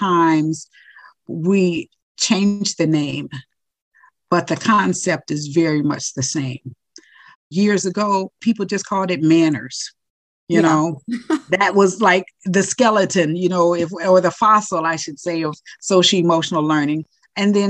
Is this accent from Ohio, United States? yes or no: yes; Ohio, United States; moved away as an adult; now in Florida, United States; I'm originally from Ohio. And I moved to Florida, supposedly for a year. And needless to say, this is my 40th year